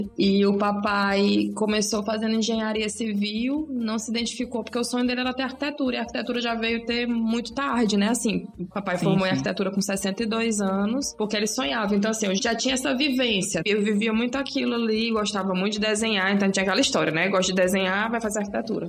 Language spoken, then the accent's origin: Portuguese; Teresina, Piauí, Brazil; moved away as an adult; also born or lived in Brasília; now in Parnaíba, Brazil; Sou teresinense, saí de Teresina em 2003